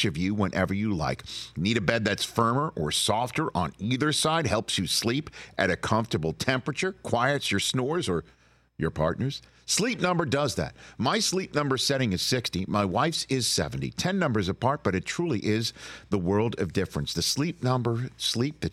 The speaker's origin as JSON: {"language": "English", "region": "New York", "country": "United States", "said": "I'm a New Yorker"}